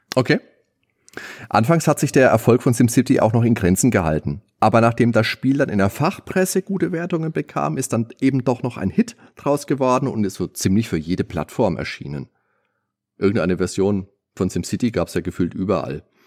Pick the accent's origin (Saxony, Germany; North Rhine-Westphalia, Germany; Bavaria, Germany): Bavaria, Germany; Lower Franconia; bei uns in Unterfranken, der höchste Berg ist die Dammersfeldkuppe